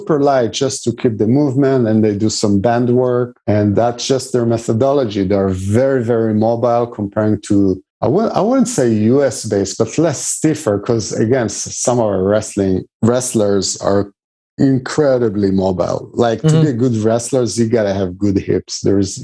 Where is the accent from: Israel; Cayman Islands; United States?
Israel; when I grew up in Israel at some point with the national team, we had a Russian coach as well